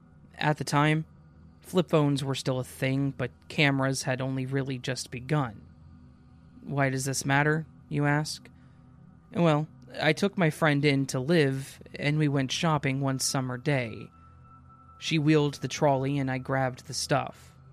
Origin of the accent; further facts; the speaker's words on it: Launceston, Tasmania, Australia; moved away as an adult; now in Hobart, Australia; I'm from Launceston, the cesspit, I call it. So I moved to Hobart at about 26 to 7 years old for university.